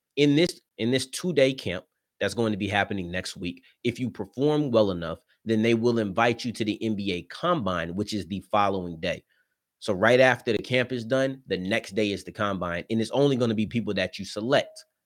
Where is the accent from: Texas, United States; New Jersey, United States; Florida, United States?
Texas, United States; I'm from Texas